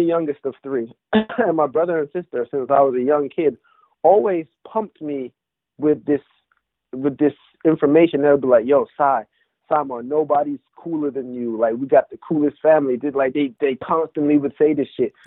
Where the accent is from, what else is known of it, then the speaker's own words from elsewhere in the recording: England, United Kingdom; moved away; I grew up in England, listening to, you know, my family being Jamaican